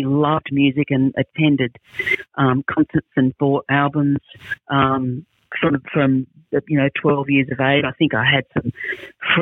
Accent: Sydney, New South Wales, Australia; when I was about 5 or 6, moved to Sydney and lived in Bondi, which at that time was quite a different place than it is now

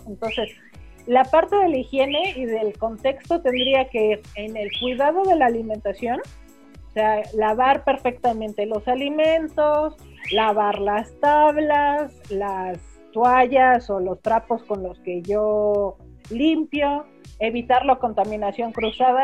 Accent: Mexico; Como mexicanos decíamos

